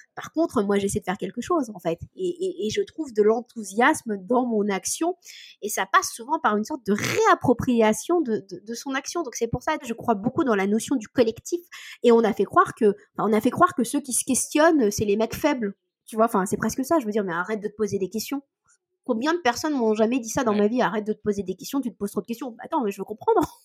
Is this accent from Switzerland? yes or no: no; Cotentin, Normandy, France; je viens euh, du milieu du Cotentin